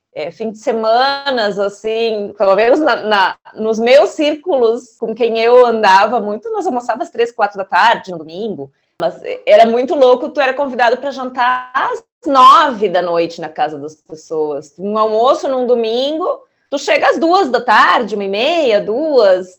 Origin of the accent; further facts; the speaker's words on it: Brazil; moved away; also born or lived in Santiago, Chile; Além de brasileira, sou italiana.